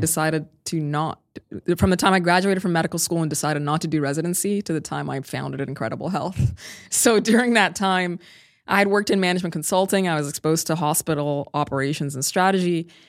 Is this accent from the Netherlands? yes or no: no; Sudan; now in Bay Area, United States; I'm originally from Sudan